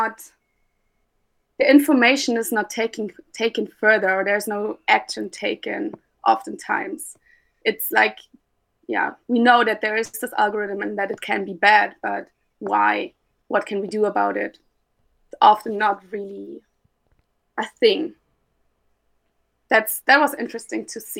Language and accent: English; Munich, Bavaria, Germany; now in Rotterdam, Netherlands; my home base is now the Netherlands, but I'm from Munich, Germany